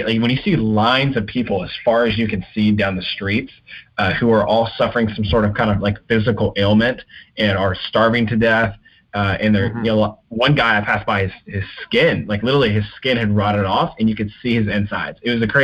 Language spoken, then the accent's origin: English; the South, United States; Growing up in the South